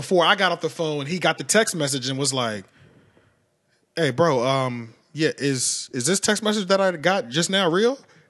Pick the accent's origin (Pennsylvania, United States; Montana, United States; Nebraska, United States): Pennsylvania, United States; King of Prussia; I tell everybody I'm from Philly, but that's just because if I told you where I was really from, you wouldn't know. You wouldn't know. I'm 17 minutes from Philly. You know what I'm saying? King of Prussia, Pennsylvania.